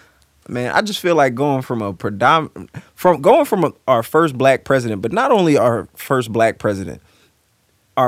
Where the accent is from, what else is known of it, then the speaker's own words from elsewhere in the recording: United States; I'm an American